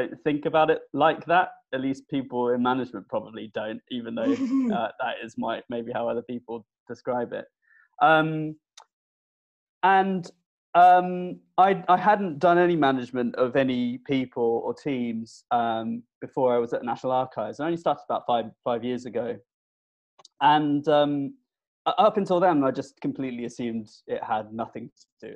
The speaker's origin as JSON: {"language": "English", "area": "Isle of Wight", "region": "South East England", "country": "United Kingdom", "tie": "born or raised there", "also_born_or_lived": "London", "moved": "as an adult", "said": "I grew up on the Isle of Wight with my parents and my brother"}